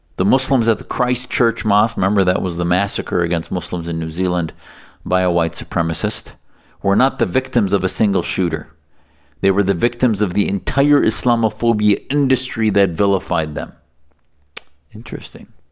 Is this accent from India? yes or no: no; Syria; now in United States; I'm from Syria